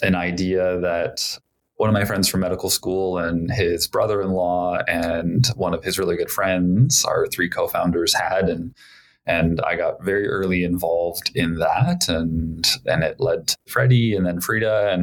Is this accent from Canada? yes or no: yes; Edmonton, Alberta, Canada; moved away as an adult; now in Calgary, Canada; I grew up in Alberta, in Edmonton, where I did kind of all my elementary, secondary school